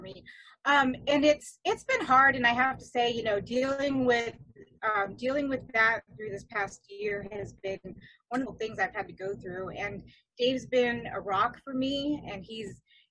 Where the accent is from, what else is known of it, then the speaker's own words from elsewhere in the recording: California, United States; growing up in California